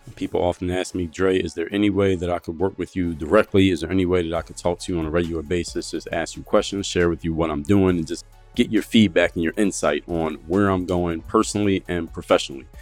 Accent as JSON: {"language": "English", "town": "Philadelphia", "region": "Pennsylvania", "country": "United States", "said": "I'm from Philadelphia"}